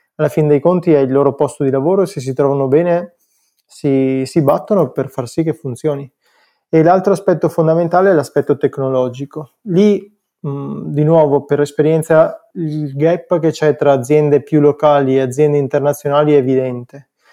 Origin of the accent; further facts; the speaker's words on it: Cittadella, Veneto, Italy; Cittadella che è il mio paesino